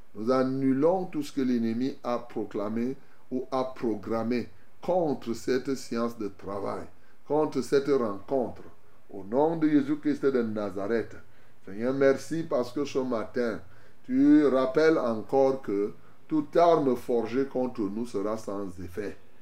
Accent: Cameroon; chez nous, au Cameroun

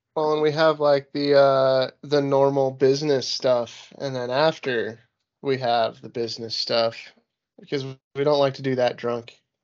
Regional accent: Utah, United States; moved away as an adult; I'm born and raised in Utah. I've been here for way too long

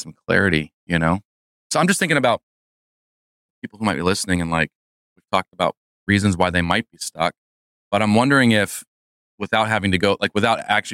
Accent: Chicago, Illinois, United States; I was born and raised in the Chicagoland area

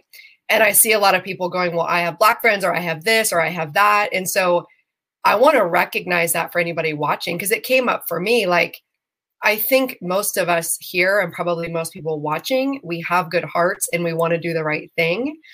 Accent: Western Pennsylvania, United States; I grew up in Western Pennsylvania

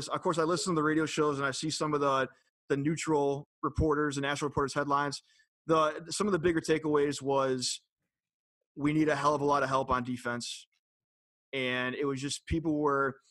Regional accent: Cleveland, Ohio, United States; moved away; born and raised in Cleveland

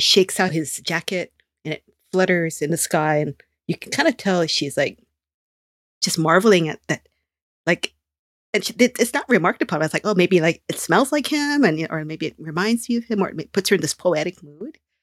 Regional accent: Honolulu, Hawaii, United States; my hometown, in Honolulu

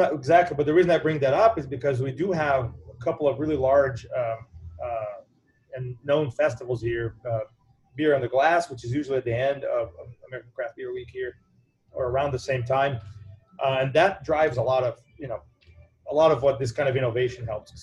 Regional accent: Brazil; now in Evanston, United States; I am from Brazil originally

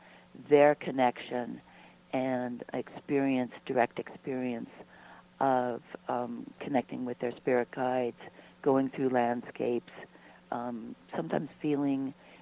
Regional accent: San Luis Valley, Colorado, United States; now in Boulder, United States; I was born in the San Luis Valley.

